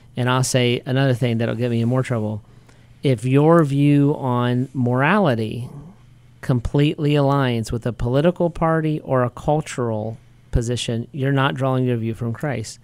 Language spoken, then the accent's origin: English; United States; as an American